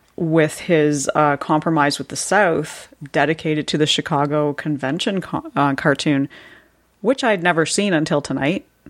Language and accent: English; Canada; I had to live through that referendum in, uh, not the ni, obviously not the nineteen seventies, but the nineteen nineties